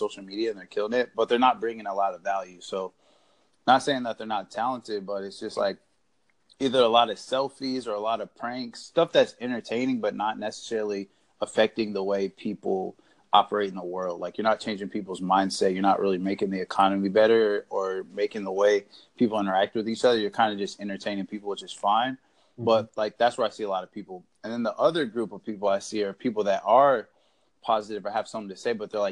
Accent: Indiana, United States; now in Florida, United States; I'm from Indiana, but I live in Florida right now

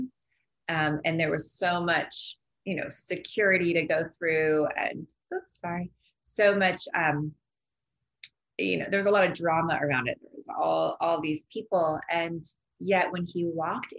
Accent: Laguna Beach, California, United States; my hometown, Laguna Beach

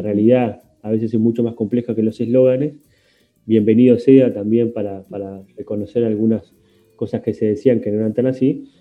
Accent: Uruguay; 3 millones y medio de habitantes de Uruguay que somos

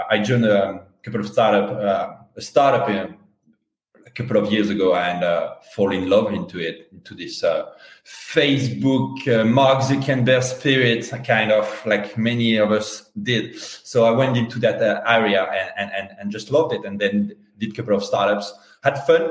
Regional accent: France; accent: Strong French; English is a second language; also born or lived in London, United Kingdom; now in Spain; I'm French. Strong French

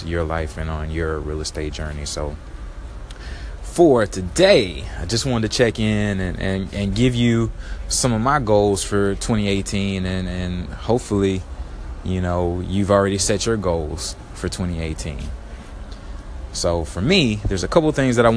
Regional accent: Baton Rouge, Louisiana, United States; moved away as an adult; also born or lived in San Antonio, Texas; now in Houston, United States; I'm originally born and raised in Baton Rouge, Louisiana

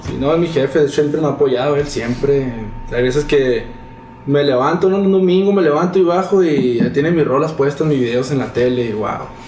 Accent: Chihuahua, Mexico; rapero de Chihuahua Capital

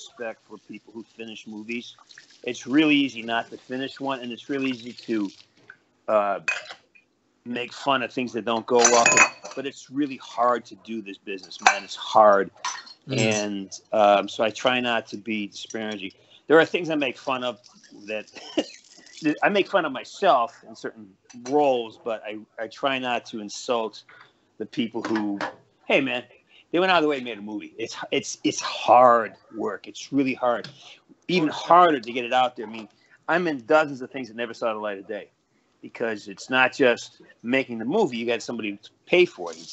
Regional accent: Western Massachusetts, United States; I'm from Western Mass, from Boston

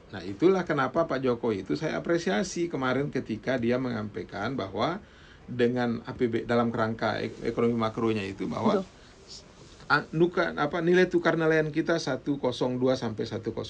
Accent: Sumbawa, West Nusa Tenggara, Indonesia; kalau misalnya contoh di Sumbawa di kampung saya di kampung saya itu lokasi food estate-nya itu memang ada

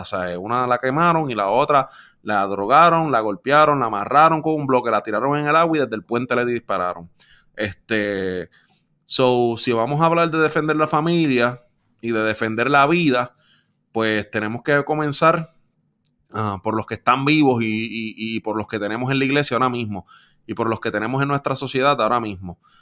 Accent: Puerto Rico; viviendo y creciendo en Puerto Rico por 27 años

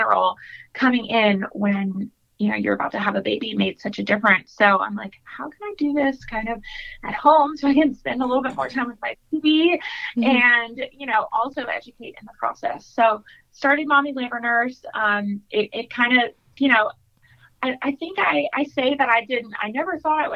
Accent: Raleigh, North Carolina, United States; I am from Raleigh, North Carolina

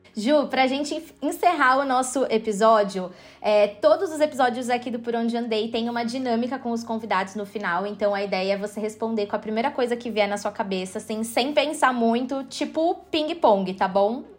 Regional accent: São Paulo, Brazil; now in Lisbon, Portugal; estou morando atualmente em Lisboa, mas sou natural de São Paulo, capital.

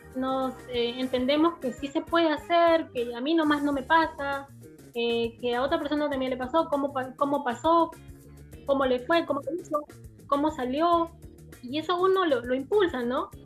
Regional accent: Peru; yo soy la única de Perú

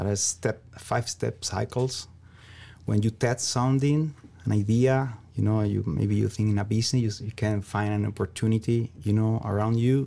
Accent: Venezuela; English is a second language; moved away as an adult; also born or lived in Ecuador / Iowa; now in South Dakota, United States; I'm originally from Venezuela, South America.

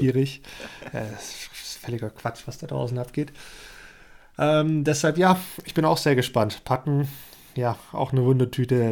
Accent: Swabia, Germany; als Schwabe

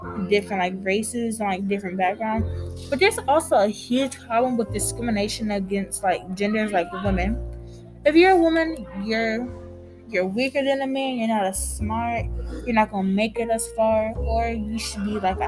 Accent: United States; a young woman who's African American and Hispanic

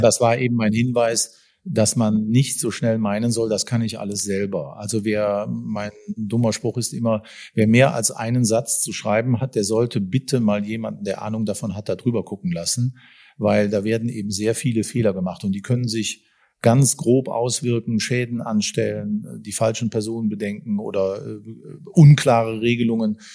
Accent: Bonn, North Rhine-Westphalia, Germany; ich als Bonner

